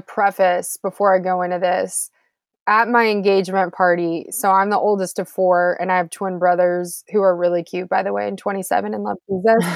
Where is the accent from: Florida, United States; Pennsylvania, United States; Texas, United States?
Texas, United States; Houston; Houston where I'm from too, so H Town